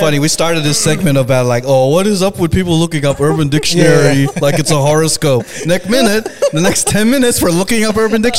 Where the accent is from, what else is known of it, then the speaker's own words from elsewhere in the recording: Philippines; I am Filipino.